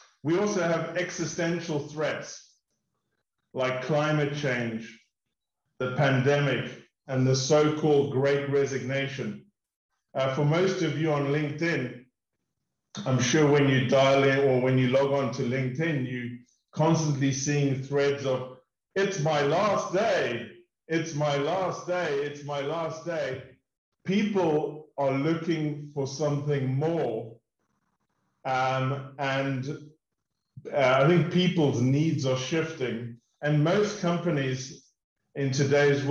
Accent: South Africa; moved away as an adult; also born or lived in United Kingdom / United States; We grew up in South Africa. We've lived in the UK, and we spent 3 years in the US

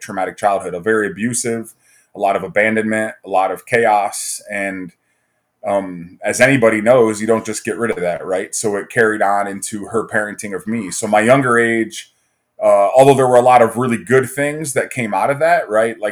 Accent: Fremont, Ohio, United States; also born or lived in Toledo, Ohio; I grew up in Northwest Ohio in a small town called Fremont. I was born in Toledo

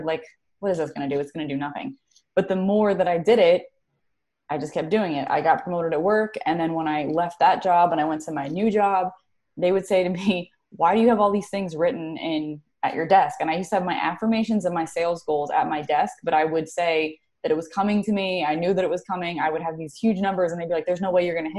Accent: New Jersey, United States; moved away as an adult; also born or lived in Carolina; I am based out of currently New Jersey. I'm from New Jersey, but I did live in Carolina for like 10 years

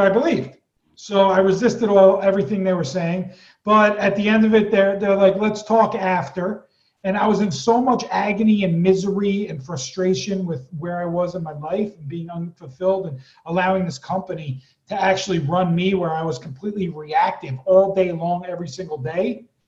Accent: East Coast, United States; moved away; I was born on the East Coast and raised there

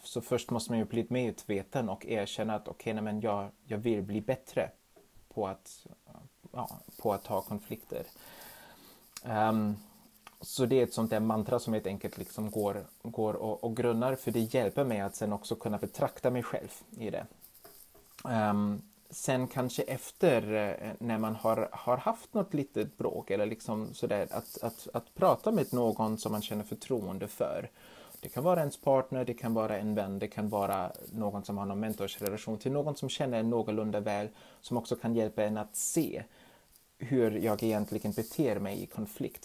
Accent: Germany; now in Sweden; i mitt hemland Tyskland

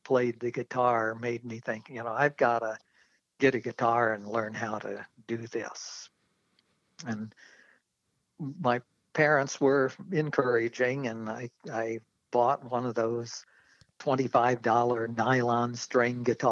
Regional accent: Normal, Illinois, United States; moved away; I grew up in central Illinois, the Twin Cities called Bloomington Normal

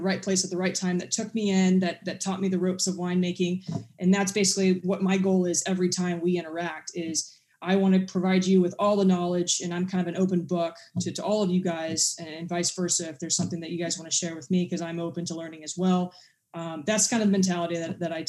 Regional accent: England, United Kingdom; I'm actually English

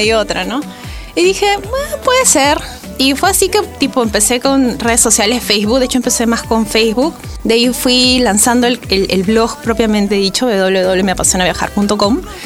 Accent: Arequipa, Peru; moved away as an adult; now in Lima, Peru; Yo soy de Arequipa, Llevo viviendo siete años en Lima. Y cuando viví en Arequipa viajaba con mi familia

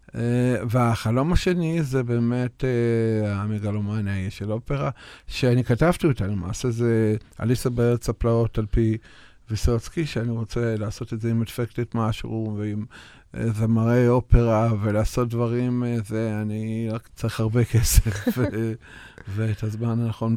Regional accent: Russia; now in Israel; נולדתי ברוסיה ואני לבן

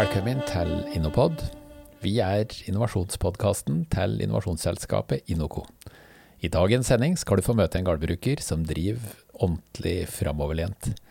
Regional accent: Hedmark, Norway; Jeg er hedmarking sjøl

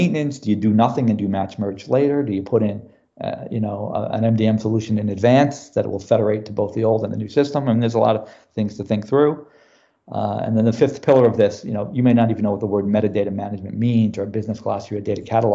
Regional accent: New York City, New York, United States; moved away as an adult; now in Houston, United States; I'm originally from New York City

